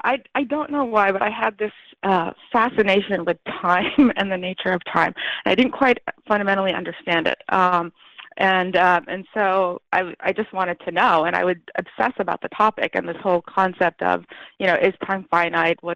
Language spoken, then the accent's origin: English; United States; born there; I was born in the United States and I spoke English very well. But coming back, I realized I was behind my schoolmates by a number of years.